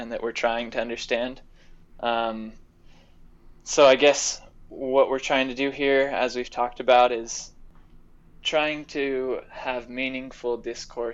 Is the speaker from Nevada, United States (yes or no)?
yes; Las Vegas, Nevada, United States; moved away as an adult; now in Provo, United States; We both hail from Las Vegas